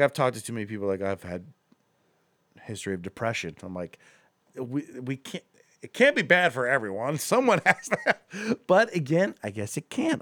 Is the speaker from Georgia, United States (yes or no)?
no; Akron, Ohio, United States; moved away as an adult; now in Cleveland, United States; we're from Akron originally